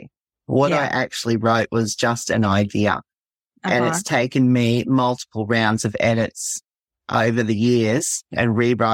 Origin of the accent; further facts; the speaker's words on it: Australia; also born or lived in southeast Queensland coast; I am from Australia. I live on the southeast Queensland coast.